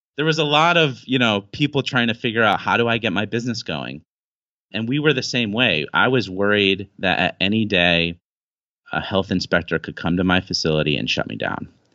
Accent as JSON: {"language": "English", "country": "United States", "moved": "as an adult", "lives_now": "China", "said": "I'm an American guy"}